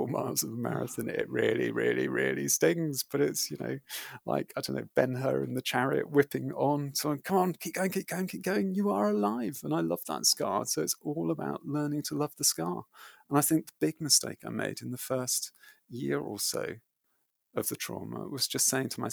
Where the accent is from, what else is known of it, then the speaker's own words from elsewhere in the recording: United Kingdom; I approached them as a British runner navigating trauma